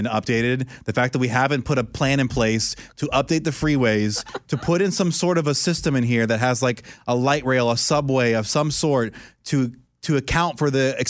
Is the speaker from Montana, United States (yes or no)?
no; Orlando, Florida, United States; I hate to say it because it's my hometown, I'm not trying to sound like a homer, Orlando, Florida